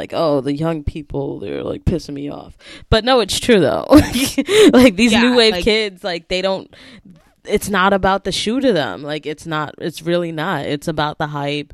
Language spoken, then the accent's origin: English; New York, United States; I'm a New Yorker